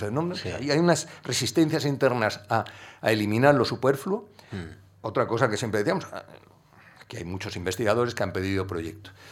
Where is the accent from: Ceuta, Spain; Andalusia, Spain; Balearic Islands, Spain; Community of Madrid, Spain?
Andalusia, Spain; yo el carácter no le he perdido, yo sigo siendo muy andaluz de carácter.